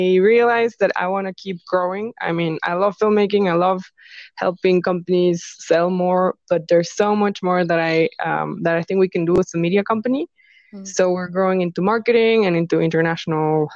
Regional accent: Mexico; moved away as an adult; also born or lived in Los Angeles, United States; I decided I want to move back to my home country and open my own business. So I came back here, Mexico

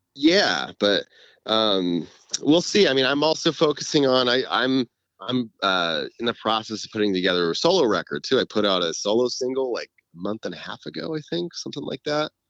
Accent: California, United States; I grew up in California

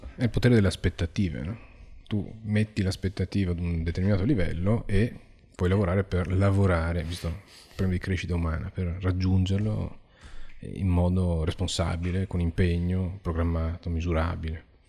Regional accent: Venice, Veneto, Italy; vengo da Venezia

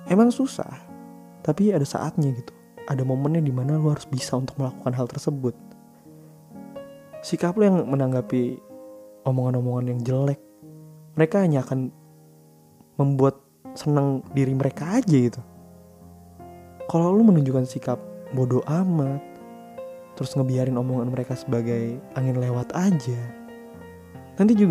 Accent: Jakarta, Indonesia; gue ngerasa kalau gue sebagai orang Jakarta dipandang udah sebagai orang yang arogan nggak mau berbaur

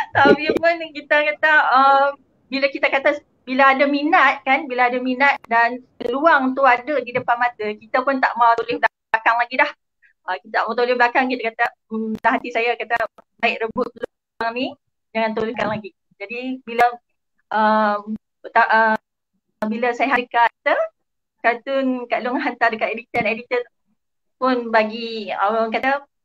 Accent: Gombak, Selangor, Malaysia; moved away; Saya asal daripada Gombak

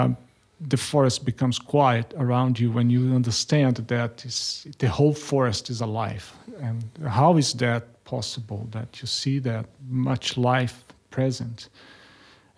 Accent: Brazil; moved away as an adult; also born or lived in Germany / United States / France; now in Australia; I grew up in Brazil and I studied there.

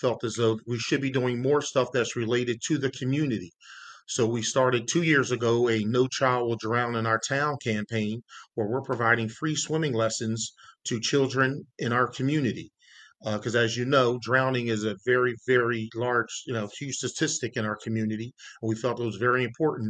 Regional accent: Yeadon, Pennsylvania, United States; I grew up in Yadin, PA

